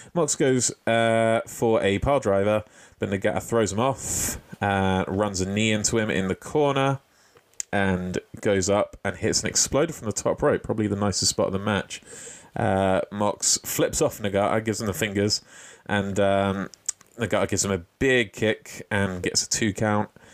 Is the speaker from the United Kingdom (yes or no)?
yes; United Kingdom; As a Brit